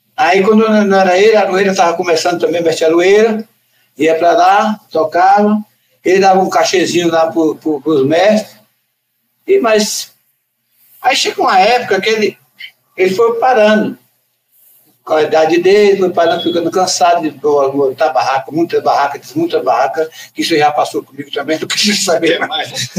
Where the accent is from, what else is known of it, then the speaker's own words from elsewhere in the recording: Recôncavo, Bahia, Brazil; also born or lived in Carapicuíba; now in São Paulo, Brazil; daquela região do Recôncavo, aí onde que eu, eu nasci